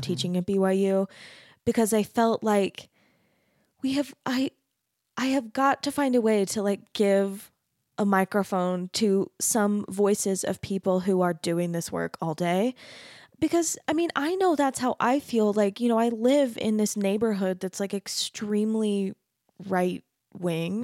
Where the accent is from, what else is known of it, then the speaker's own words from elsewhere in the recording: Mesa, Arizona, United States; moved away as an adult; also born or lived in Denton, Texas; now in Utah, United States; I grew up in Arizona, which I grew up in a really, really Mormon community. Mesa